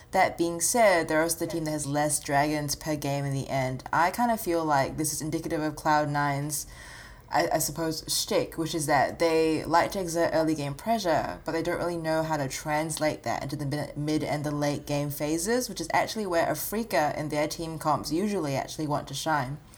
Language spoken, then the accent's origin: English; Australia; Look, Amanda, I know I'm Australian